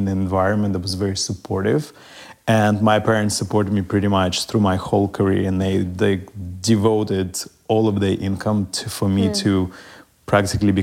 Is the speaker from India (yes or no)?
no; Russia; now in United States; growing up in Russia was very different than growing up, I believe, in any other country.